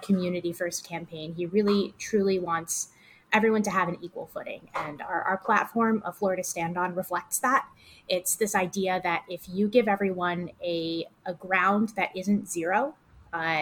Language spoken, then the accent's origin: English; Connecticut, United States; moved away as an adult; now in Los Angeles, United States; I'm from Connecticut. I worked out there doing consumer product PR and a little bit of healthcare. I moved out to LA in 2016.